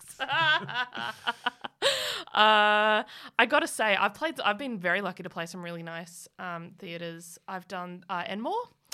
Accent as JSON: {"language": "English", "town": "Muswellbrook", "region": "New South Wales", "country": "Australia", "tie": "born or raised there", "also_born_or_lived": "Newcastle / Melbourne / Canberra / Sydney", "moved": "yes", "said": "I grew up in Musselbrook"}